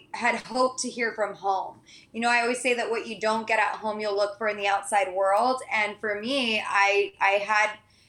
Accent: San Diego, California, United States; also born or lived in Santa Barbara; I grew up in San Diego

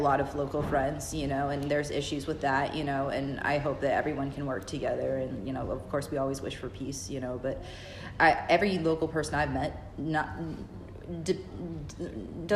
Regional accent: Fayetteville, North Carolina, United States; moved away as an adult; now in Savannah, United States; I grew up in Fayetteville, North Carolina

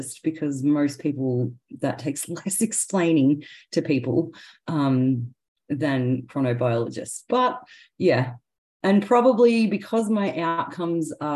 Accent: Victoria, Australia; also born or lived in Queensland; I was born in Queensland, but grew up in Victoria.

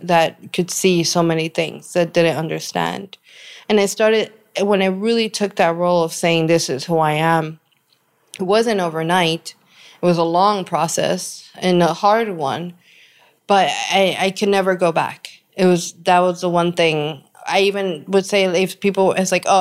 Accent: New York, United States; Growing up in New York, we had the Caribbean Santeria culture

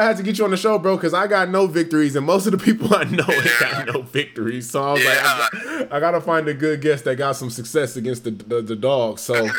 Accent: Los Angeles, California, United States; moved away; I'm from Los Angeles

